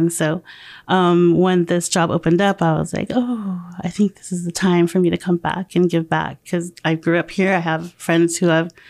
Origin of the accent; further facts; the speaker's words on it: Philippines; I'm Filipino, so I don't know much about the Native American other than what I've learned in school.